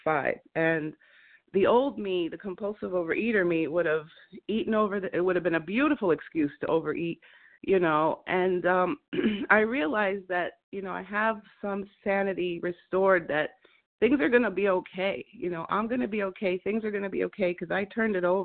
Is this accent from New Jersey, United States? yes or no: yes; New Jersey, United States; to New Jersey, my hometown